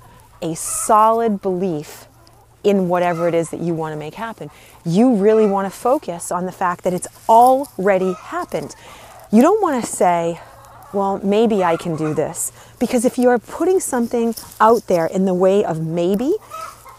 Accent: Northeast, United States; I grew up in the Northeast

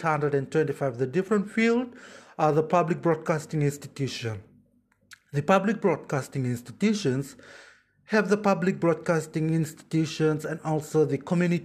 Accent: Fiji; moved away as an adult; now in Yogyakarta, Indonesia; I am from the Republic of Fiji.

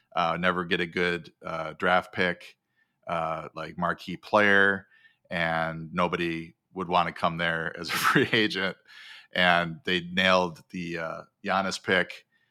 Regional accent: Wisconsin, United States; now in California, United States; growing up in Wisconsin

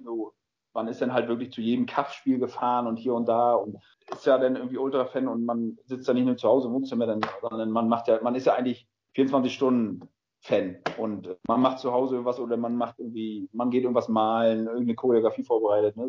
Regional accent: Greifswald, Mecklenburg-Vorpommern, Germany; also born or lived in Rostock; seitdem ich geboren bin, wohne ich ja in Greifswald, aber bin halt ein geborener Rostocker

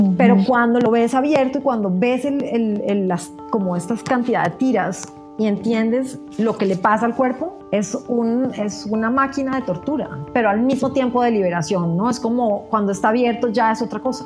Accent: Colombia; ser lo que yo soy en una sociedad como la colombiana

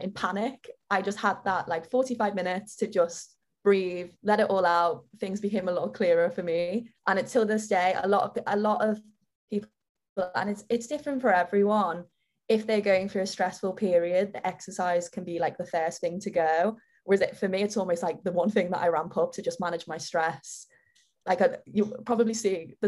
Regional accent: Liverpool, North West England, United Kingdom; accent: Liverpool; now in London, United Kingdom; I've always had a bit of a complex of having a Liverpool accent

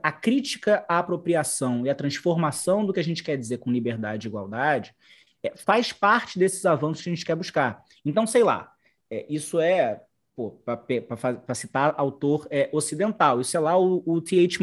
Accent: Brazil; eu sou um negro, por exemplo, brasileiro, né, existindo no Brasil

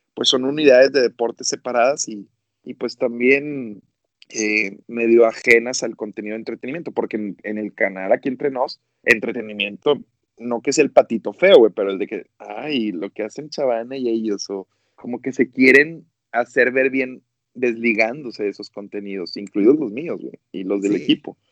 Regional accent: Monterrey, Nuevo León, Mexico; como buenos regios que somos

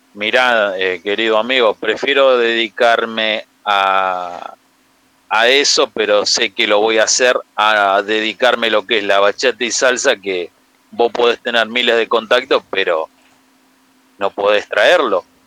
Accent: Rosario, Santa Fe, Argentina; soy de Rosario

